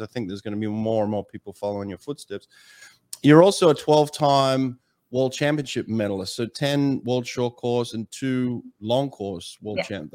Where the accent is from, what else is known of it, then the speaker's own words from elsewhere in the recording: Melbourne, Victoria, Australia; my hometown in Melbourne